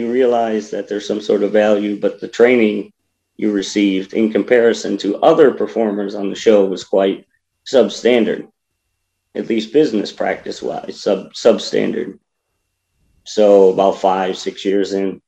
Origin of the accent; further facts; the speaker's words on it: Buffalo, New York, United States; I live in Buffalo. I'm from Buffalo